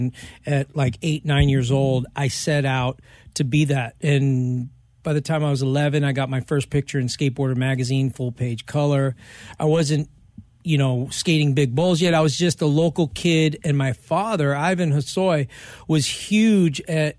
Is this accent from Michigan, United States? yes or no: no; Los Angeles, California, United States; So I grew up here in Hollywood, LA, mm-hmm. Venice Beach.